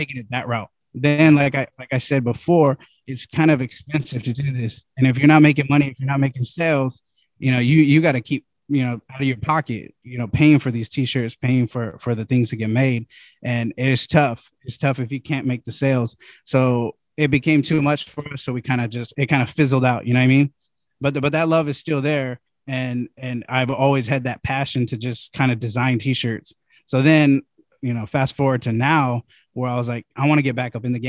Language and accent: English; the Bay Area, California, United States; I'm from the Bay